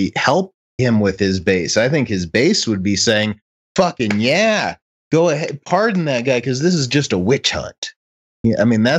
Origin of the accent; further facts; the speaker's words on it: Chicago, Illinois, United States; now in Utah, United States; when I was a kid and I grew up in Chicago